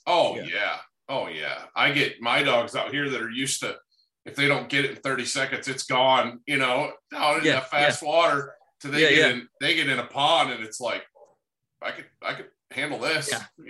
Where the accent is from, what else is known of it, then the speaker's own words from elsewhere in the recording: Great Lakes, United States; the stuff I grew up with in the Great Lakes